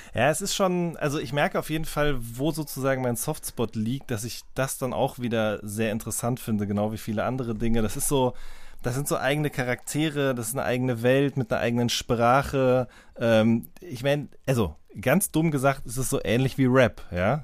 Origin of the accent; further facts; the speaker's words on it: Ruhr area, North Rhine-Westphalia, Germany; ich komme ja auch aus dem Ruhrgebiet